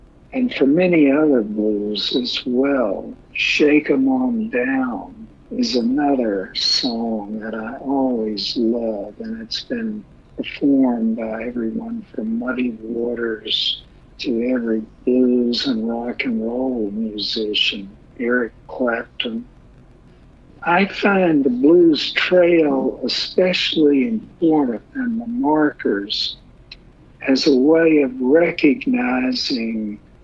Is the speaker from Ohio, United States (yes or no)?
no; Mississippi, United States; many of those markers are in my home state in Mississippi.